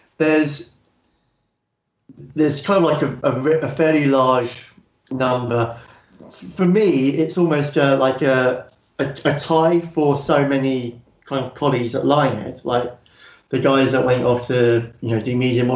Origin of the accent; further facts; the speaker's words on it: Bognor Regis, South East England, United Kingdom; I grew up in Bognor Regis, and I had a paper round, got £6 a week